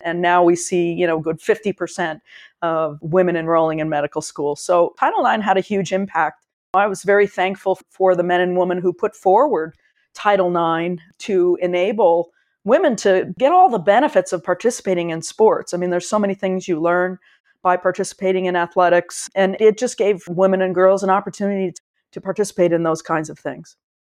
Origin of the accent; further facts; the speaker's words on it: Connecticut, United States; also born or lived in Chapel Hill, North Carolina / Washington, District of Columbia, United States; I've spent most of my life in Connecticut in a, a sort of a rural small town along the shoreline of Long Island Sound a little bit east of New Haven